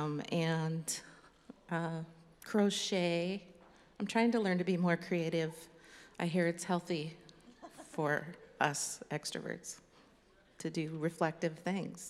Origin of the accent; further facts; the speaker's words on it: Alaska, United States; I grew up in Alaska in a pretty conservative, evangelical little community church